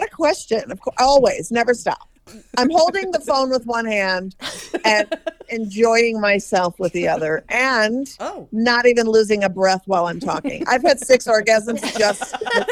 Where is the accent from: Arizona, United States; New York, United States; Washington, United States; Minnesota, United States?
Minnesota, United States; I'm from Minnesota, and I live part of the time in Minneapolis